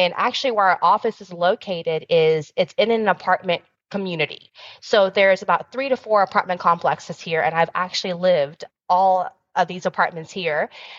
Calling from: Dallas, Texas, United States; I am dialing in from Texas. So we're in Dallas where our headquarters is at.

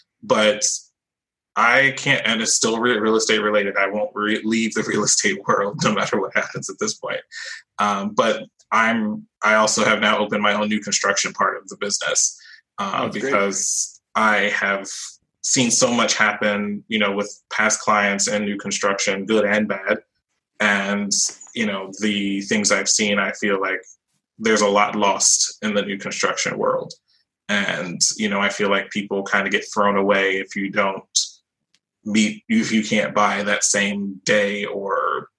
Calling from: Orlando, Florida, United States; I'm calling from Orlando, Florida, Sunshine State.

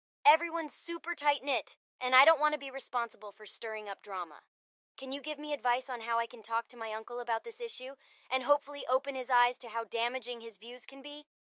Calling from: Dallas, Texas, United States; I'm calling from Dallas, Texas.

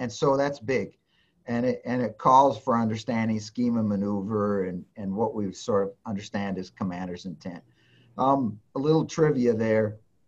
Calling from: Cheyenne, Wyoming, United States; You know, I'm Zooming in from my office right here in Cheyenne.

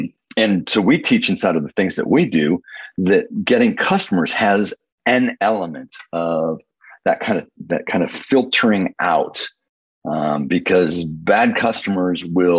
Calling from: Indianapolis, Indiana, United States; I'm in Indianapolis, Indiana

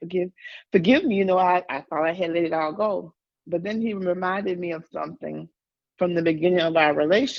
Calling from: Dallas, Texas, United States; I'm coming from Dallas, Texas.

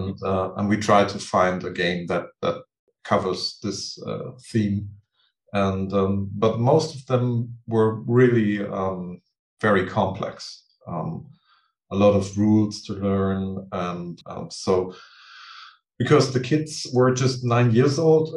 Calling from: Neukirchen-Vluyn, North Rhine-Westphalia, Germany; It's called Neukirchen-Flühen. It's a small town near Düsseldorf.

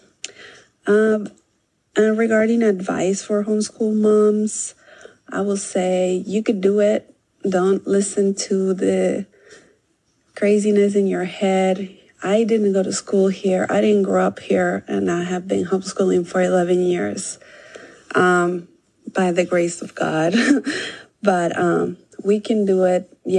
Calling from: Monrovia, California, United States; from Monrovia, California. I have been homeschooling for 11 years.

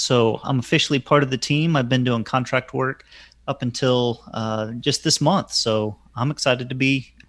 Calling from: Chattanooga, Tennessee, United States; I'm just outside of Chattanooga, Tennessee.

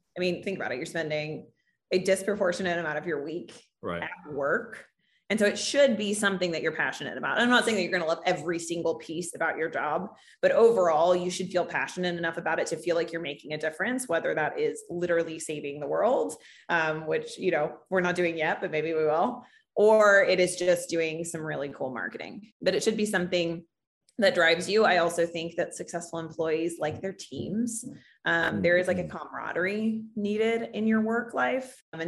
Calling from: New York City, New York, United States; I am calling in from One World Trade in New York City on the 74th floor

